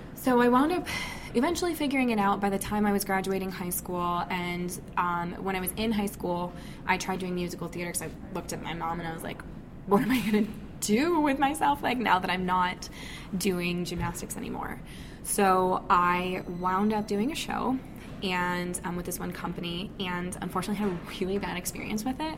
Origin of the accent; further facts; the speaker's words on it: Michigan, United States; I grew up in Michigan and have lived in Michigan pretty much my whole life